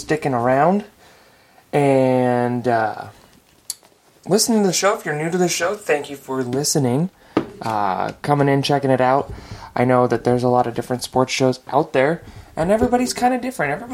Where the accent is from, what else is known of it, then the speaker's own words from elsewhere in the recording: Lewiston, Idaho, United States; my hometown and my former alma mater, Lewis Clark State College